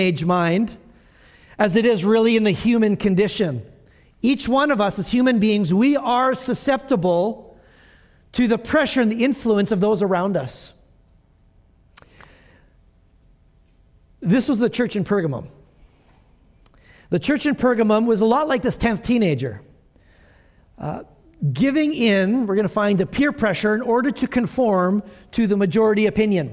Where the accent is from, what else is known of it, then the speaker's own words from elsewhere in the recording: Medicine Hat, Alberta, Canada; I'm from Medicine Hat, Alberta